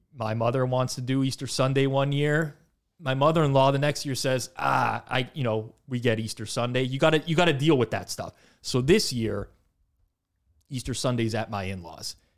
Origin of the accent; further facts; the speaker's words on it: Canada; accent: Canadian; I'm Canadian